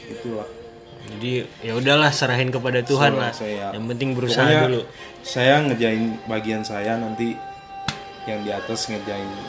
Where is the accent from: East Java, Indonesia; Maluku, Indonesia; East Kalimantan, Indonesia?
Maluku, Indonesia; Ambon; nggak perlu kayak umpamanya saya dari Ambon terus ke Jakarta saya harus jadi kayak orang Jakarta